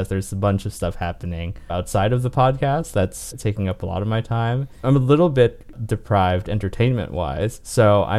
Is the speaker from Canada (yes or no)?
yes; Winnipeg, Manitoba, Canada; I am Canadian. I'm from Winnipeg. Hello, from the center of nowhere.